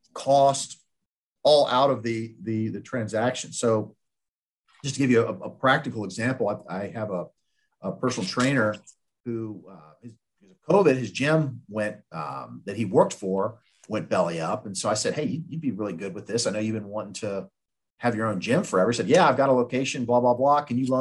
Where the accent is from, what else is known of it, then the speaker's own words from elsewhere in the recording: Richmond, Virginia, United States; So my good friend who lives out in California, I grew up with him in Richmond.